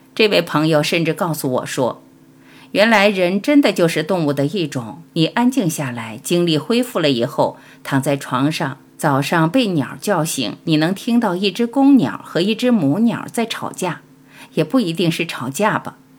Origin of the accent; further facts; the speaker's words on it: Panzhihua, Sichuan, China; moved away; 尤其童年在小城市里生活过的人，就像我，八线城市，攀枝花来的